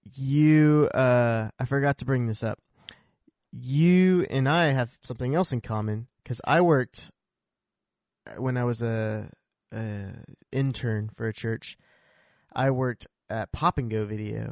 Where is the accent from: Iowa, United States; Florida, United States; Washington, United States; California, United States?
Iowa, United States; also born or lived in Missouri; now in Oklahoma, United States; I grew up in Iowa